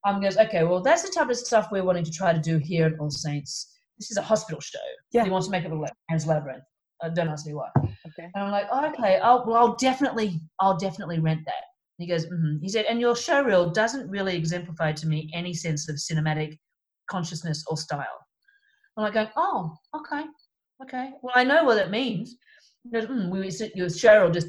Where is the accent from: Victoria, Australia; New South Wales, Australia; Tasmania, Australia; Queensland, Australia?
New South Wales, Australia; Sydney; moved away; also born or lived in Melbourne, Australia; I'm from Sydney, but we moved to Melbourne